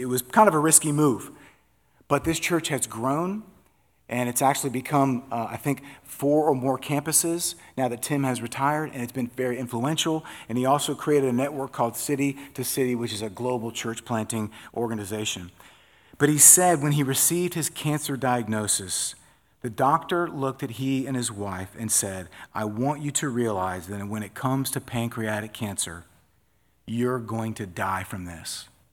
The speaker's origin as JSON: {"language": "English", "region": "Florida", "country": "United States", "said": "I'm from Florida"}